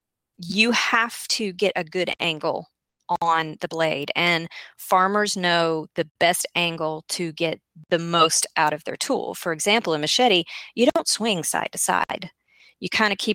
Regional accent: the South, United States; am from the South, in case you didn't guess, and I am a child of country folk.

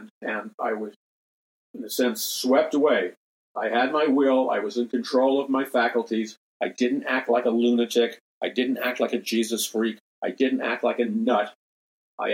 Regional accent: United States; growing up in American society

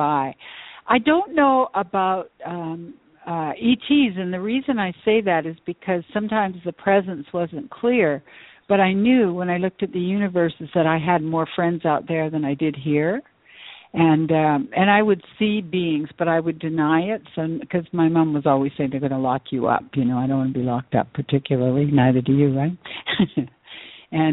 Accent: Vancouver, British Columbia, Canada; moved away as an adult; also born or lived in Edmonton / Tucson; left my hometown of Vancouver, BC, and I moved to Edmonton

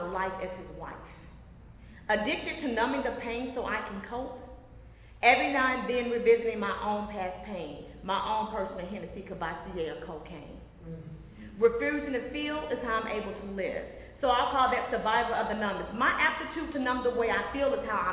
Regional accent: Oklahoma City, Oklahoma, United States; I'm from Oklahoma City

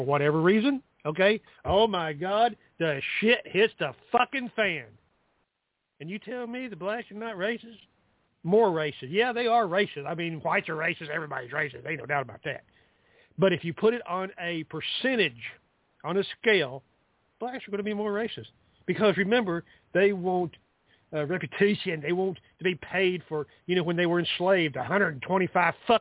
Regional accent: the South, United States; I'm from the South

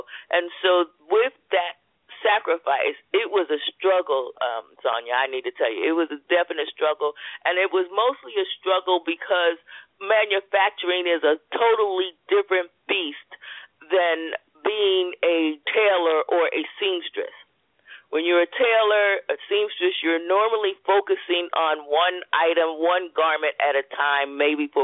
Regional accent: Philadelphia, Pennsylvania, United States; growing up in Philadelphia

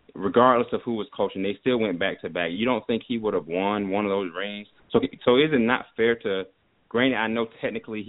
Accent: Fort Lauderdale, Florida, United States; I'm from South Florida, I'm from Lauderdale

